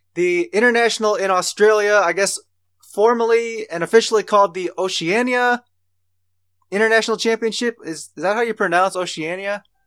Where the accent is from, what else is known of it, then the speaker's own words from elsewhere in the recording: United States; we're all from Amer-, from America